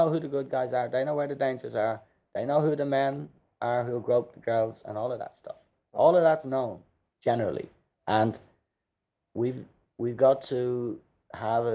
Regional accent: Dublin, Leinster, Ireland; us kids growing up in Drumcondra

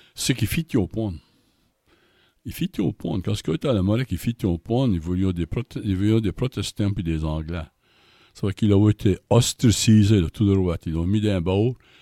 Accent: Canada; je suis un acadien

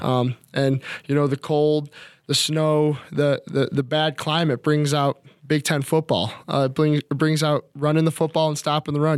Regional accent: Chicago, Illinois, United States; moved away as an adult; now in Minnesota, United States; growing up in Chicago

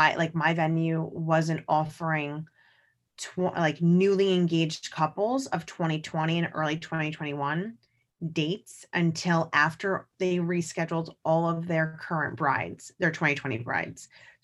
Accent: New York, United States; because as a New Yorker, it is a day I'll always remember as a second grader.

